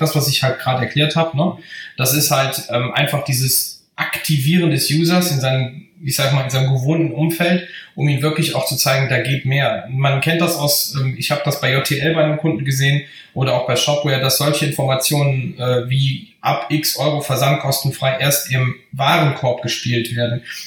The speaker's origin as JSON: {"language": "German", "area": "Bergisches Land", "region": "North Rhine-Westphalia", "country": "Germany", "said": "Ich komme äh, aus dem Bergischen Land"}